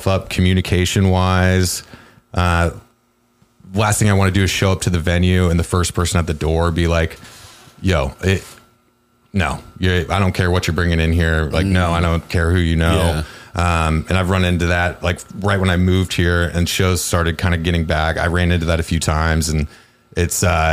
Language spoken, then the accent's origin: English; Cedar Rapids, Iowa, United States; moved away; I'm from Cedar Rapids, Iowa